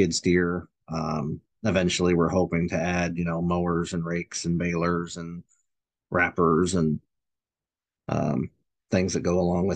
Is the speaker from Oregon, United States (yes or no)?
yes; Tumalo, Oregon, United States; I grew up on a dairy farm in Tumalo